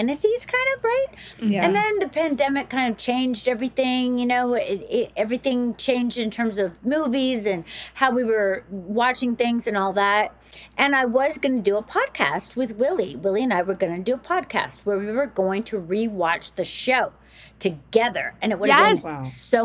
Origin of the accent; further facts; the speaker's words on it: the South, United States; moved away; I grew up in the South